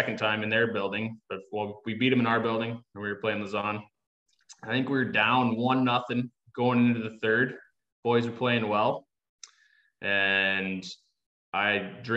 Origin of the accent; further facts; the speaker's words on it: United States; also born or lived in Cardiff; now in Herning, Denmark; I'm American